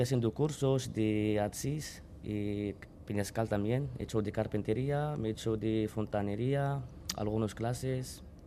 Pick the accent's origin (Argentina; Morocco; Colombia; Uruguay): Morocco; moved away as an adult; now in Spain; soy de Marruecos, tengo 24 años. Llevo aquí en España 6 años